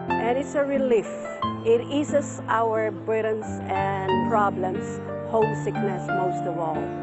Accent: Philippines; moved away as an adult; now in Hong Kong; I'm from the Philippines and I've been in Hong Kong for 27 years.

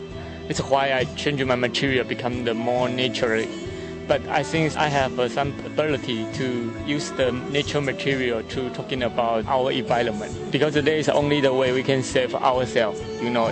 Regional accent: Taiwan; I come from Taiwan

